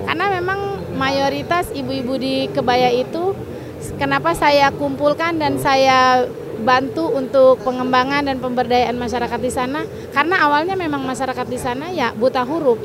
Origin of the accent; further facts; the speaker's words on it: Muara Gembong, Bekasi Regency, West Java, Indonesia; Saya dari Muara Gembong.